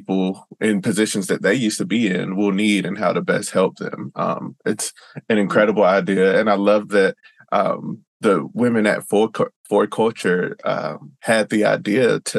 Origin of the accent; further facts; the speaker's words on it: the South, United States; I'm I'm from the South too, so I tend to have a um, an idea that white people don't want to help black people